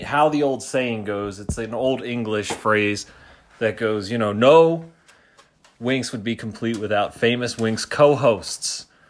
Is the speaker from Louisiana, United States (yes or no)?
no; Philadelphia, Pennsylvania, United States; my hometown, Philadelphia